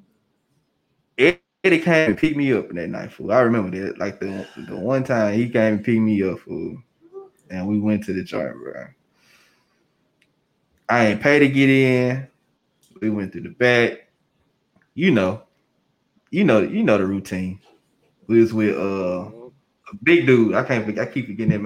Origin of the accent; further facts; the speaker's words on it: Memphis, Tennessee, United States; I'm from East Memphis